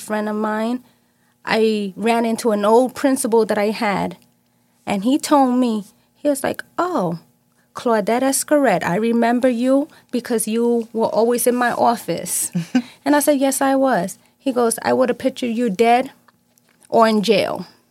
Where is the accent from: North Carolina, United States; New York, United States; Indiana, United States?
New York, United States; New York City; I was born and raised in New York